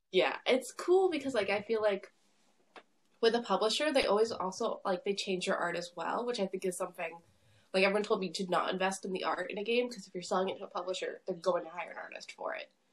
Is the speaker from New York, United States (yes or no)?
yes; Long Island, New York, United States; I'm from uh, Long Island, New York